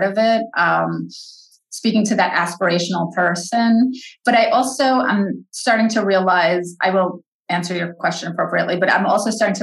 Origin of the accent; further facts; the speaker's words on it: New York, United States; I'm a New Yorker